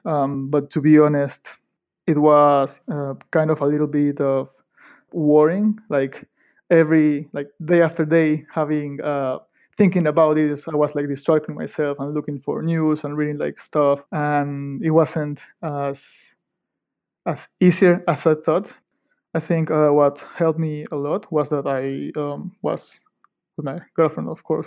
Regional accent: Ecuador; moved away as an adult; also born or lived in Manchester; now in Edinburgh, United Kingdom; I come from Ecuador in South America

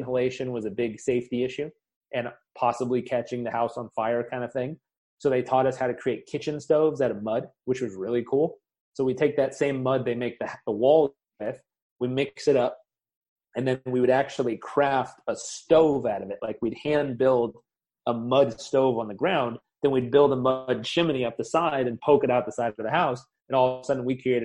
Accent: Southern California, United States; I grew up in Southern California

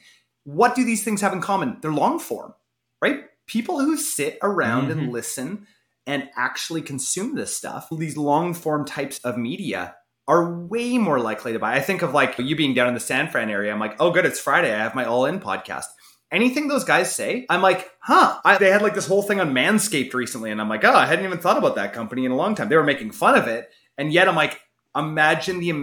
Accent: Canada; I'm Canadian

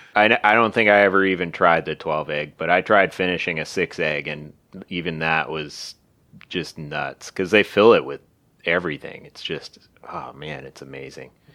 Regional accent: Seattle, Washington, United States; West Seattle

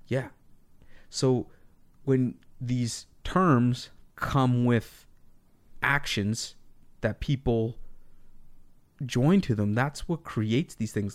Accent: Canada; being Canadian

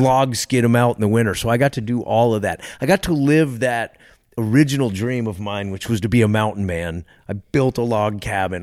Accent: Texas, United States; now in Alaska, United States; I grew up in Texas

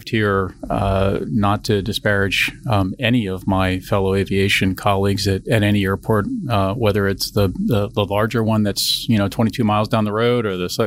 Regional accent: Philadelphia, Pennsylvania, United States; moved away as an adult; also born or lived in Florida; now in Fort Lauderdale, United States; I'm a Philadelphia native, born and raised in Philadelphia

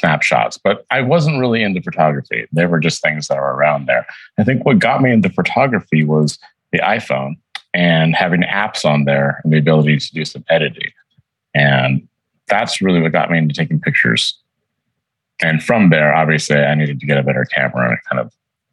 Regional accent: Albuquerque, New Mexico, United States; also born or lived in Santa Cruz, California; I was born in California, but I've grown up in Albuquerque my entire life

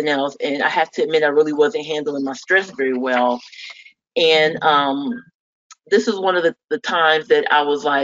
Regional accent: Fort Wayne, Indiana, United States; I'm actually originally from the Midwest, Fort Wayne, Indiana

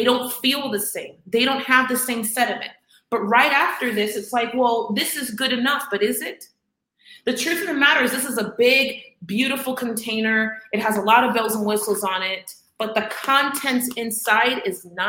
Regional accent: Miami, Florida, United States; I'm from Miami

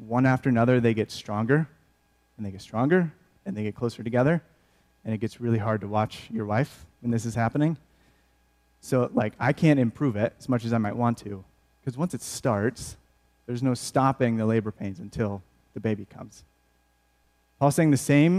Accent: outside of Flint, Michigan, United States; I grew up in Michigan, outside of Flint

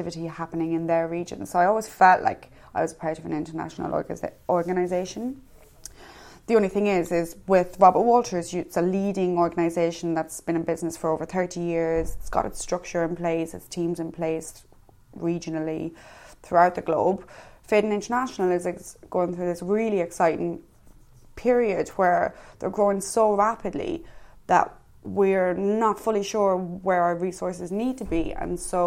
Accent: Ireland; moved away as an adult; now in London, United Kingdom; I am Irish. I have lived in London for over 3 years in total

